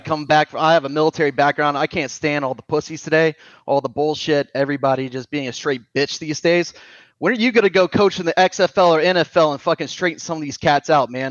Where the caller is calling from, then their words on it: Charleston, South Carolina, United States; I'm calling from Charleston, South Carolina